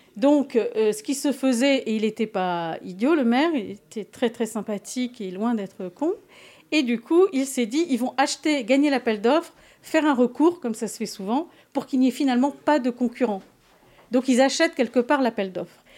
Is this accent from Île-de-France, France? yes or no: yes; Paris, Île-de-France, France; also born or lived in Gujan-Mestras; je suis parisienne